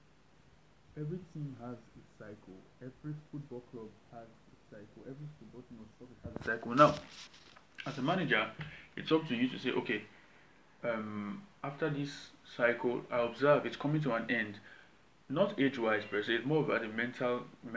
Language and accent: English; Nigeria; I'm Nigerian